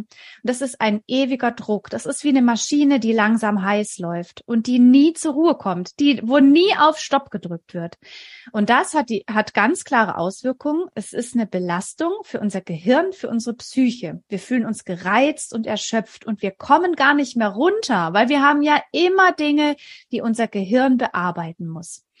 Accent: near Stuttgart, Baden-Württemberg, Germany; Ich komme aus der Nähe von Stuttgart. Ich lebe hier mit meinem Mann und unseren drei Kindern

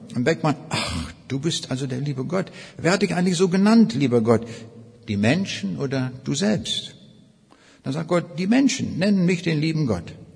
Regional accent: Northern Germany, Germany; also born or lived in East Prussia; so als Norddeutscher, wo alles sehr flach ist

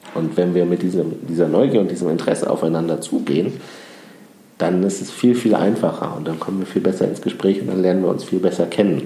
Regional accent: Düren, North Rhine-Westphalia, Germany; ich bin ja in Düren im Rheinland geboren

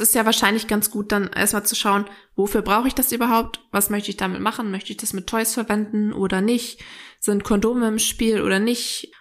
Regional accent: Northern Germany, Germany; wir kommen ja jetzt auch aus dem Norden. Wir sind ja auch ein bisschen abgehärtet hier

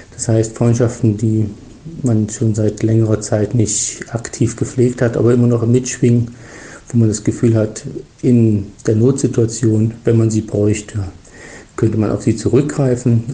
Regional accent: Germany; moved away as an adult; now in Switzerland; als Deutsche, der in die Schweiz emigriert ist seit vielen Jahren

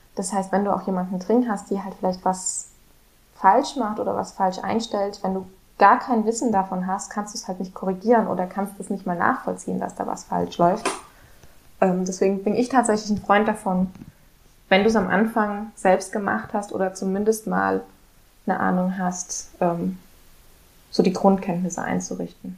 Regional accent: Germany; moved away as an adult; now in Sweden; bei uns in Deutschland

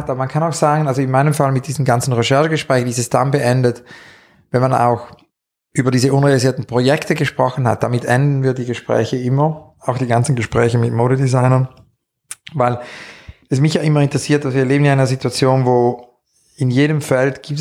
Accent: Zurich, Switzerland; born there; ich bin eigentlich im Mai 68 geboren in Zürich

